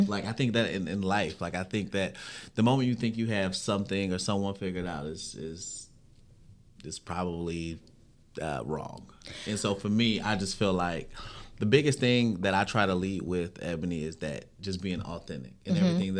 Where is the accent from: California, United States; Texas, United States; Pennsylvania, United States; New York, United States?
California, United States; San Bernardino; I'm talking about born at St. Bernardine's Hospital in the heart of San Bernardino.